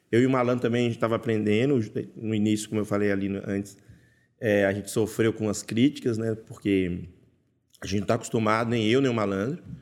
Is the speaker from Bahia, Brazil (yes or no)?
yes; Bahia, Brazil; born there; lá onde eu nasci, na Bahia, também come